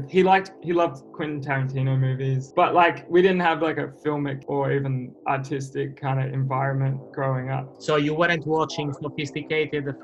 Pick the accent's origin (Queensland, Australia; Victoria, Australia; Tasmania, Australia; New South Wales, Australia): New South Wales, Australia; Sydney; I'm kind of from all over. Like, I was born in Sydney and then uh, moved a bit further north. So it's easy to just say Sydney.